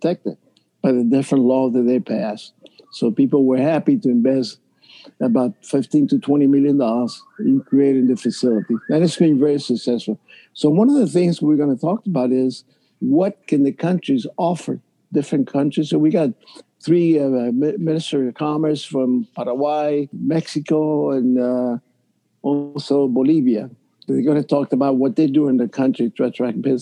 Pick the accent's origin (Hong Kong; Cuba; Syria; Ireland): Cuba; now in Miami, United States; when I was a kid from Cuba